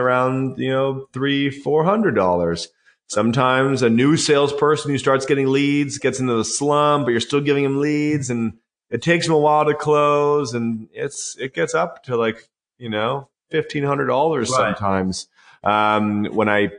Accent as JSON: {"language": "English", "country": "Canada", "said": "I'm Canadian"}